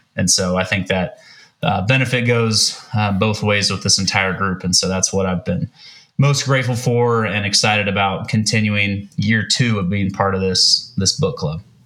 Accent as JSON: {"language": "English", "town": "Kansas City", "country": "United States", "tie": "born or raised there", "moved": "as an adult", "lives_now": "Oklahoma City, United States", "said": "do not live in Kansas City, but I'm originally from Kansas City"}